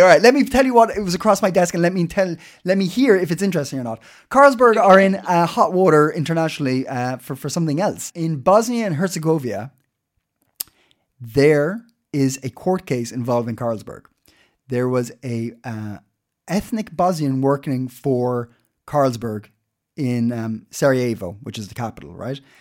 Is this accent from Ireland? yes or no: yes; Ireland; now in Denmark; I'm Irish.